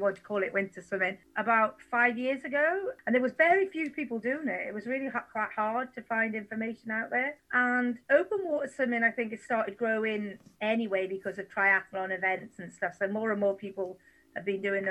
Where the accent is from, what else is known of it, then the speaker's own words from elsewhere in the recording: Stoneybridge, Wales, United Kingdom; now in Merthyr Tydfil, United Kingdom; I grew up in Stony Bridge